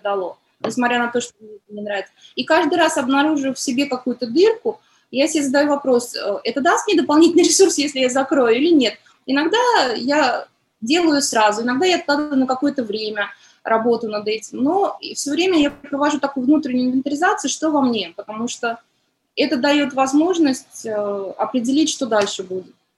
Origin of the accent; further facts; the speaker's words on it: Tashkent, Uzbekistan; now in Moscow, Russia; Я родилась в Ташкенте, и там ценность семьи, семья большая